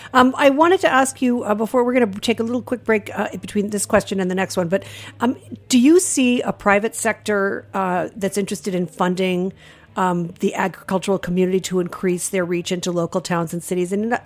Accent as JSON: {"language": "English", "region": "Rhode Island", "country": "United States", "said": "I'm from Rhode Island."}